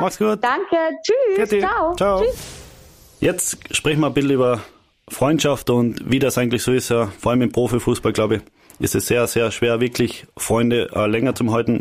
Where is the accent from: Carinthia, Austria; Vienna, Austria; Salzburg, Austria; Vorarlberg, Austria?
Carinthia, Austria; bei uns in Kern